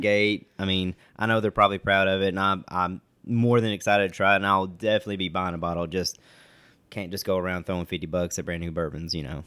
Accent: West Liberty, Kentucky, United States; I'm from a little town in Eastern Kentucky, uh, called West Liberty

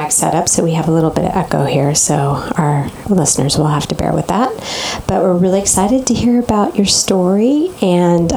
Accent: Maine, United States; moved away; also born or lived in Tahoe; I grew up in Maine

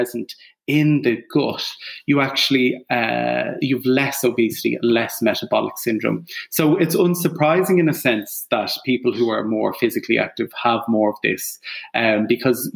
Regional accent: Ireland; I'm Irish

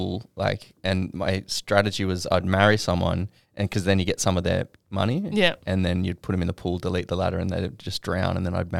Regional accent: Queanbeyan, New South Wales, Australia; born or raised there

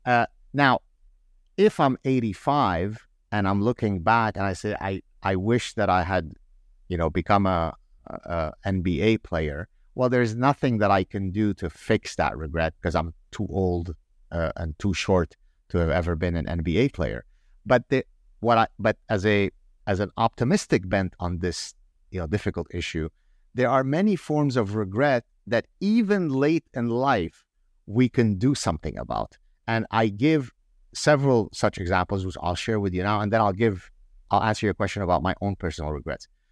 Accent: Canada; I grew up in Canada where, you know, in the early eighties

